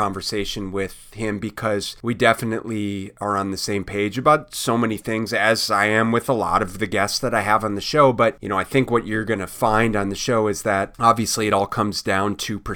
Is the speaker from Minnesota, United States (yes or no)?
yes; Minneapolis, Minnesota, United States; I grew up in Minneapolis